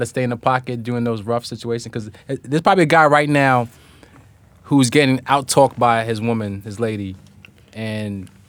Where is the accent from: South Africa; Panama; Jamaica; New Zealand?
Jamaica; And I'm Jamaican.